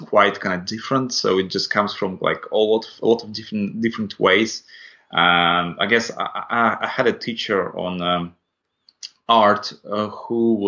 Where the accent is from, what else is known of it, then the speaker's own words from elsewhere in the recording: Latvia; first language Russian; English is a second language; moved away; so I'm originally from Latvia, and my first language is Russian.